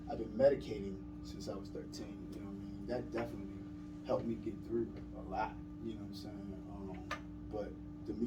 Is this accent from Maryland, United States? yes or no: yes; Baltimore, Maryland, United States; I'm from Baltimore